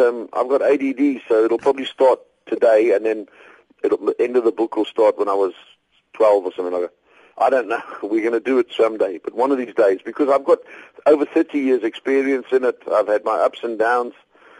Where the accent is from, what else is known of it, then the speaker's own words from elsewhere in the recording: South Africa; I love being a South African. Everything South African is cool.